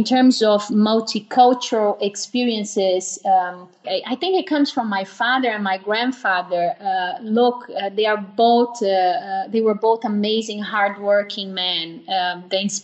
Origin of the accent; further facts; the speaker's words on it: Brazil; moved away as an adult; also born or lived in United Kingdom / Netherlands / Mexico; now in Switzerland; I'm Brazilian